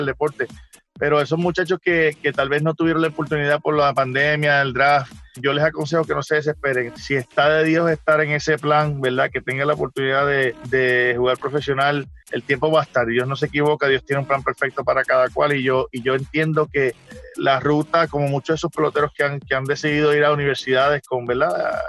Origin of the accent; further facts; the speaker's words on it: Puerto Rico; moved away; esas cinco letras de mi pueblo de calle, yo las llevo de corazón